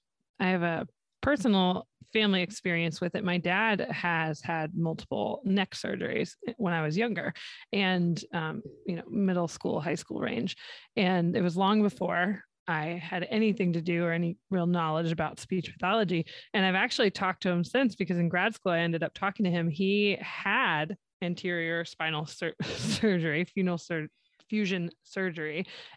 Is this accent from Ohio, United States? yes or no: yes; Ohio, United States; moved away; also born or lived in West Texas; I'm from Ohio